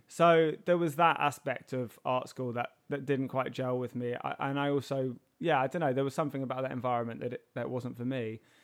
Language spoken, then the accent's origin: English; London, United Kingdom; I was born and raised in Herne Hill